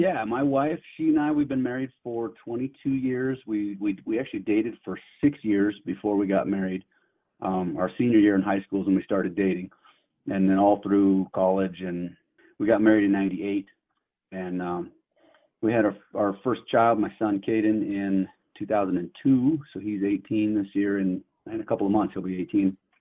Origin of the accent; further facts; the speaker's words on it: near Yosemite, Central California, United States; moved away as an adult; now in Billings, United States; I grew up in Central California, just outside of the of Yosemite Park up in the mountains